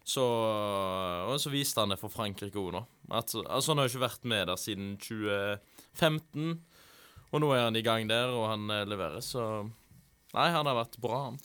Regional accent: Haugesund, Rogaland, Norway; also born or lived in Voss; i Haugesund, der jeg er fra

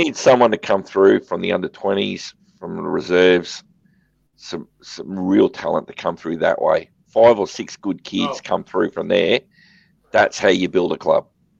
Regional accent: Brisbane, Queensland, Australia; moved away; I'm originally from Brisbane.

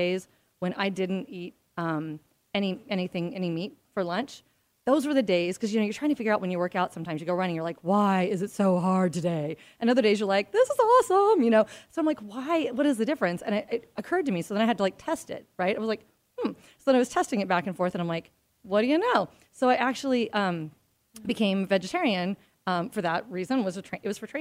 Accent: Midwest, United States; I grew up in the Midwest

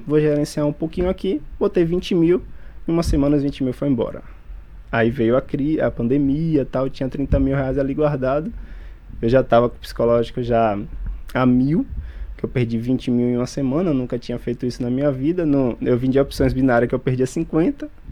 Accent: Feira de Santana, Bahia, Brazil; moved away as an adult; now in Salvador, Brazil; Na verdade, sou do interior da Bahia, ali de Feira de Santana, mas hoje moro em Salvador há uns cinco anos já

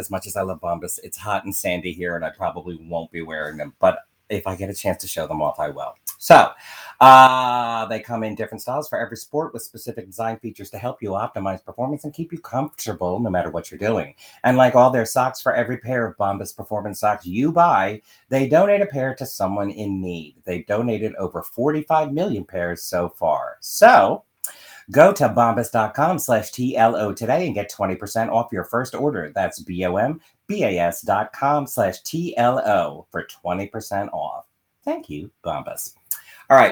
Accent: Philadelphia, Pennsylvania, United States; as a Philadelphian

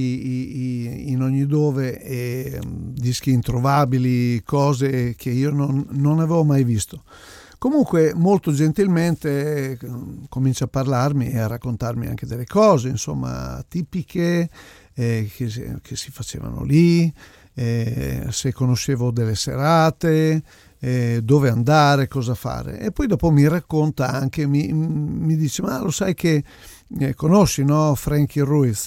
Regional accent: Italy; Vengo dall'Italia

